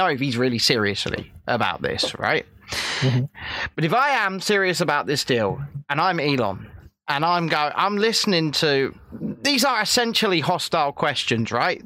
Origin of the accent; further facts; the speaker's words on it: United Kingdom; I was born in Britain, but I burnt my British passport